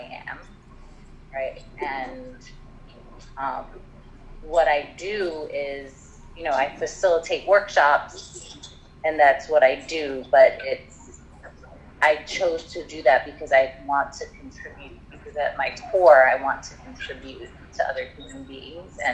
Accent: New York City, New York, United States; also born or lived in Trinidad; I was born and raised in New York City. I lived part of my childhood in Trinidad, where my mom's from

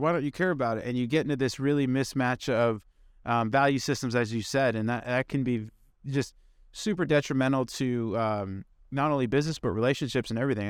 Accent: Indiana, United States; I grew up in Indiana

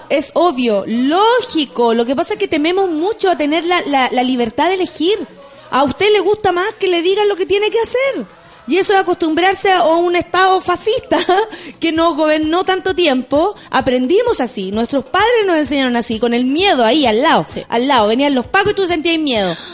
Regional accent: Chile; le exijo como chilena a una senadora de mi país

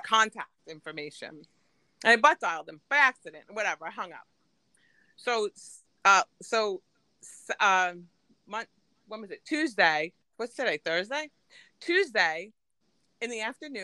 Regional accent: Long Island, New York, United States; accent: Long Island; I'm definitely Long Island

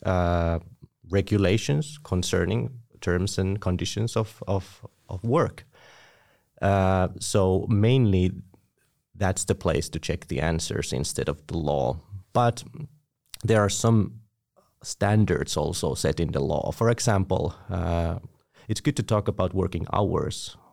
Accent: Tampere, Pirkanmaa, Finland; I was born in Tampere, studied here, and I'm currently working here

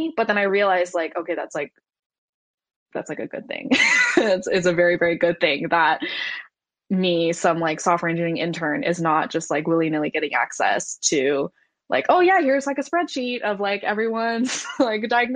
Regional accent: Silicon Valley, California, United States; I grew up in Silicon Valley

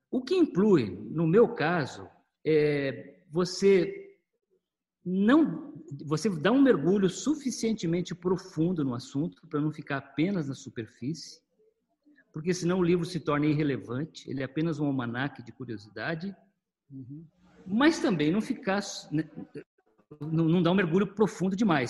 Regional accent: Maringá, Paraná, Brazil; eu sou é, paranaense de Maringá. É, nasci numa família de agricultores

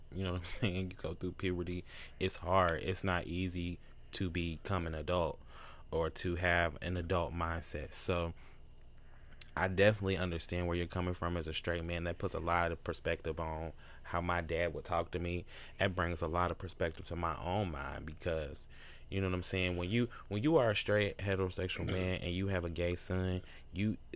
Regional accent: Louisville, Kentucky, United States; I went to Blake Elementary. I'm from Louisville.

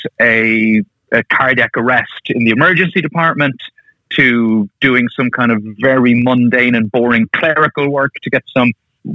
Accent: Ireland; moved away as an adult; now in United Kingdom; I'm from Ireland. That's where I grew up and trained. That's where my family are. But I now live with my wife and kids in the UK

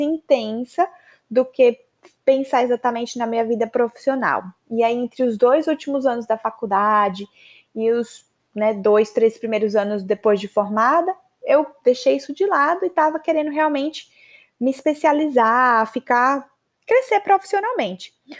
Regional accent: Maceió, Alagoas, Brazil; moved away as an adult; also born or lived in São Paulo, Brazil / United States / Canada; Eu sou de Maceió

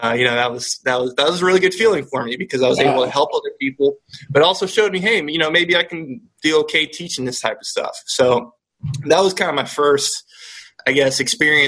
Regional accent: Polk County, Central Florida, United States; also born or lived in Venezuela; We are originally from Venezuela, and we got here when I was about 5 or 6, and I actually grew up in Central Florida in the Polk County area, right in between Tampa and Orlando

